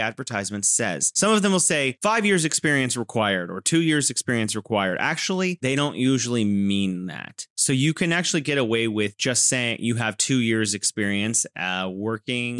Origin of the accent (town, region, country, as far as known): California, United States; now in Wuhan, China